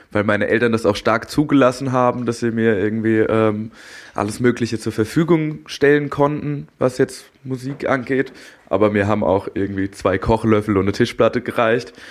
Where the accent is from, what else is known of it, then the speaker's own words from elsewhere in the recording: Darmstadt, Hesse, Germany; moved away as an adult; also born or lived in Berlin / Frankfurt; ich bin in Darmstadt aufgewachsen